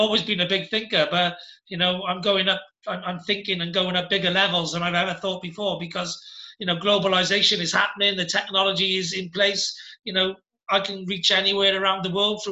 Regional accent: Cardiff, Wales, United Kingdom; moved away as an adult; also born or lived in Penarth; now in Gwent Valley, United Kingdom; I'm from Cardiff

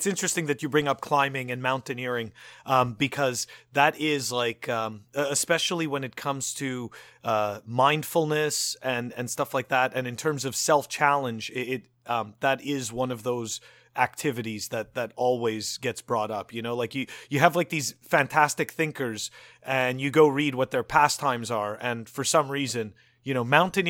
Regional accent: Montreal, Quebec, Canada; but I grew up in Montreal, so there was no surfing.

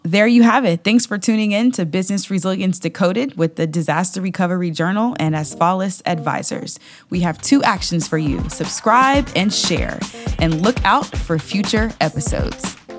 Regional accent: Atlanta, Georgia, United States; I grew up in Atlanta

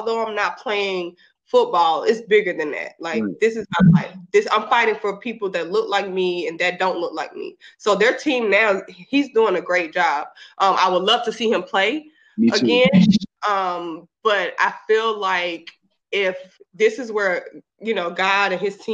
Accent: Mississippi Gulf Coast, United States; now in Georgia, United States; I am in Georgia, but I grew up in Mississippi on the Gulf Coast. We're like 45 minutes away from New Orleans

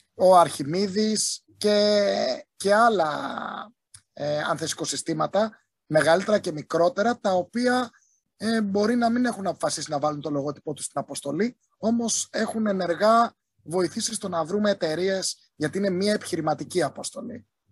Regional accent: southern Crete, Greece; Είμαι από την Νότια Κρήτη

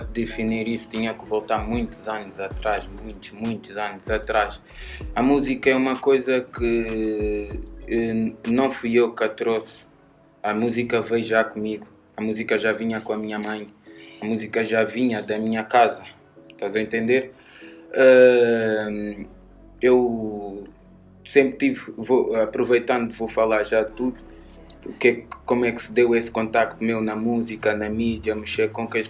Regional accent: Linha de Sintra, Lisbon, Portugal; also born or lived in Almada, Portugal / London, United Kingdom; Proveniente da linha de Sintra, mas nasci em Almada, nasci em Setúbal, no Pragal, nasci na Margem Sul do teste, mas fui para a linha muito cedo

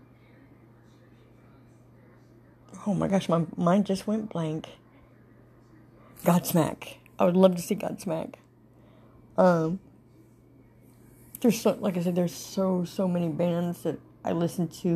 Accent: Panama City, Florida, United States; Panama City

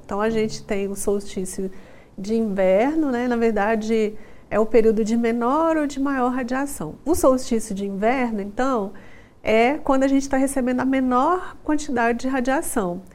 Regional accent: Brasília, Federal District, Brazil; now in Goiânia, Brazil; eu sou de Brasília

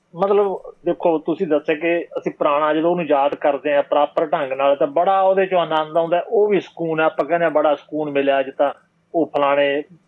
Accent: Bathinda, Punjab, India; accent: Bathinda (Malwai) dialect; ਮੇਰੀ ਬੋਲੀ ਹੈ ਮੇਰੇ ਇਲਾਕੇ ਦੇ ਬਠਿੰਡੇ ਦੇ

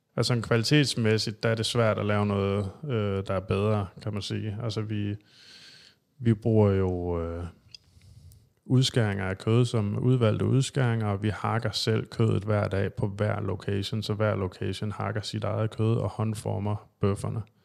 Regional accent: Thy, North Denmark Region, Denmark; moved away as an adult; also born or lived in Aalborg; now in Copenhagen, Denmark; jeg er jo rent faktisk jyde. Jeg er fra Thy, men øh, flyttede til København i 2005

